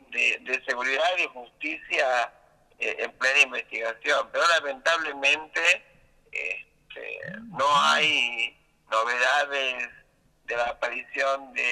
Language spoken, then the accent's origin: Spanish; Río Negro, Argentina; yo soy de Río Negro.